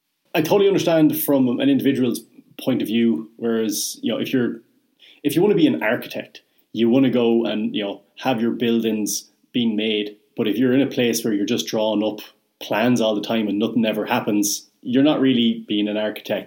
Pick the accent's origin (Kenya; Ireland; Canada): Ireland; Bog of Allen, Leinster; I'm from the Bog of Allen and I foot turf.